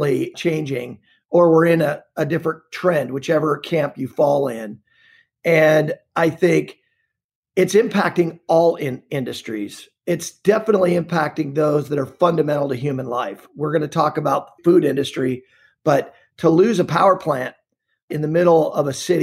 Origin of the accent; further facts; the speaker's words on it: Montana, United States; now in The Woodlands, United States; I was born and raised in Montana